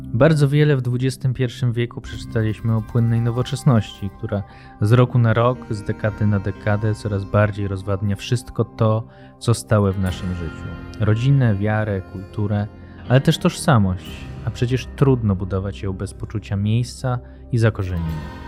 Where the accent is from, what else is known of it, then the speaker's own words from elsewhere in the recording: small town 15 km north of Kraków, Lesser Poland, Poland; ja pochodzę z małej miejscowości 15 km na północ od Krakowa